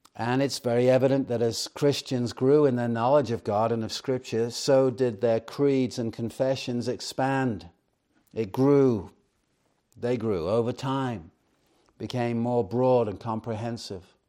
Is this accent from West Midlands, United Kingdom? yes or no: no; Chester, North West England, United Kingdom; I grew up in Chester, England